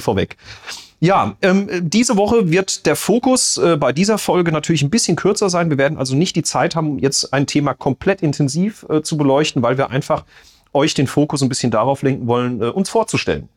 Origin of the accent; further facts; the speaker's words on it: Winterbach, Rhineland-Palatinate, Germany; also born or lived in Mannheim; geboren in Mannheim ähm, und bin dann mit acht Jahren aus Mannheim sozusagen äh, in meine neue Heimat gekommen, nach Winterbach im Landkreis Bad Kreuznach